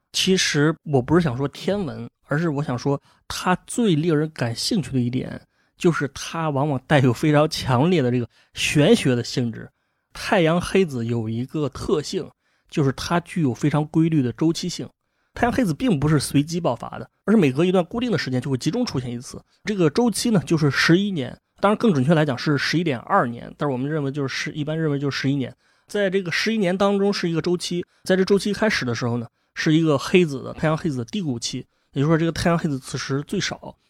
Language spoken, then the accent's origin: Chinese; China; 我们中国人